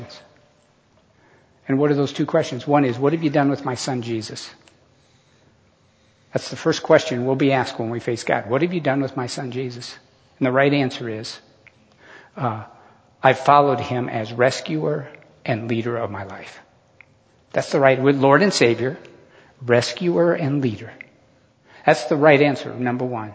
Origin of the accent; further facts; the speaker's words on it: United States; I was born in America to a middle-class family.